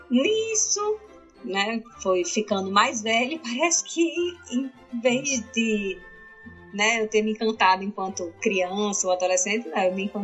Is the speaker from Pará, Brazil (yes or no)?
no; Natal, Rio Grande do Norte, Brazil; eu sou de Natal